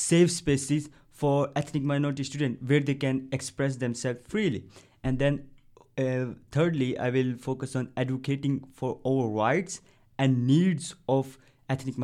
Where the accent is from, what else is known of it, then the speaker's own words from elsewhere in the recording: Pakistan; English is a second language; moved away as an adult; now in Birmingham, United Kingdom; I'm a foreigner student, and I came from Pakistan.